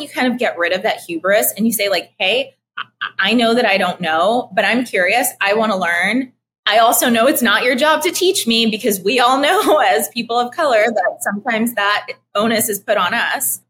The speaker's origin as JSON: {"language": "English", "town": "Philadelphia", "region": "Pennsylvania", "country": "United States", "tie": "born or raised there", "also_born_or_lived": "New York / Austin / Puerto Rico", "moved": "yes", "said": "I'm Puerto Rican, uh, but uh, raised in Philadelphia, lived in New York most of my life"}